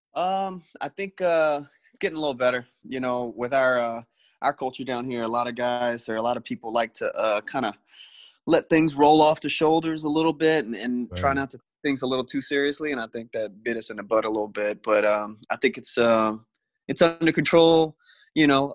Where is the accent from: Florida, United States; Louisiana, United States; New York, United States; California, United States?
Louisiana, United States; Destrehan; also born or lived in St. Rose, Louisiana; went to school, grew up in Destrehan